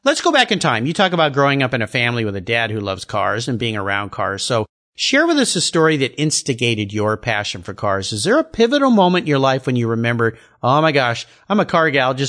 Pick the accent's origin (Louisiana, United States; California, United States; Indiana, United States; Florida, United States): California, United States; Southern; I grew up in Southern California, as my listeners know.